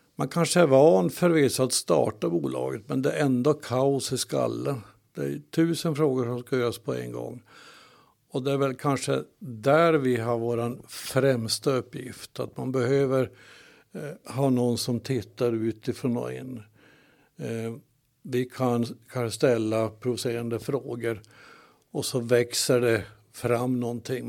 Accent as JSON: {"language": "Swedish", "town": "Kalix", "region": "Norrbotten County", "country": "Sweden", "tie": "born or raised there", "said": "född och uppväxt i Kalix och har bott här hela mitt liv"}